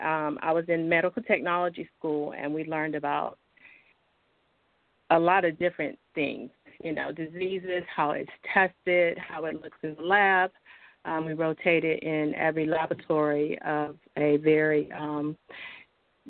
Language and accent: English; North Carolina, United States; I was born and raised in North Carolina and been here all my life.